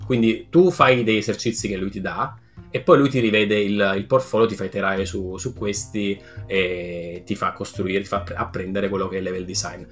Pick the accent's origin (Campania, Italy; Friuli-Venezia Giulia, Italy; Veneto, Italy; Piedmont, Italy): Campania, Italy; Naples; moved away as an adult; now in Barcelona, Spain; sono nato a Napoli